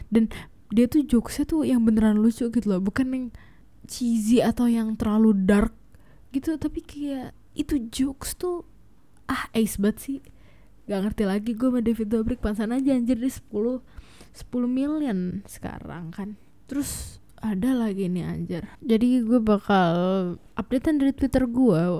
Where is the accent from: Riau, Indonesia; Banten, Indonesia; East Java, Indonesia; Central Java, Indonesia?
Banten, Indonesia; Tangerang; sebagai orang Tangerang eh orang selatan Jakarta yang very very hits gitu yang tinggal di border itu